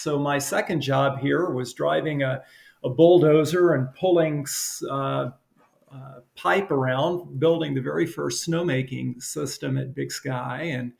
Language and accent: English; Alabama, United States; Alabama. Yeah.